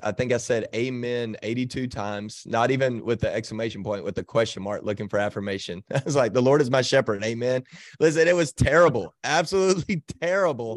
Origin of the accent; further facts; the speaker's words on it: Texas, United States; I grew up in Texas, um, but did not grow up in church.